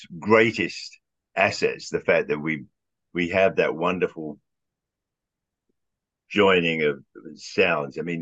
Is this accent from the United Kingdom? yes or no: yes; London, United Kingdom; moved away as an adult; now in United States; When I was growing up in Southwest London